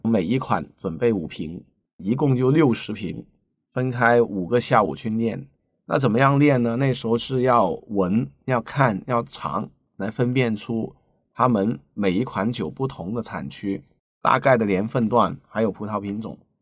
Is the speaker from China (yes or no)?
yes; Guangzhou, Guangdong, China; 我是土生土长的广州人，西关仔，巴三的猪，啊，相对比较年长一点哈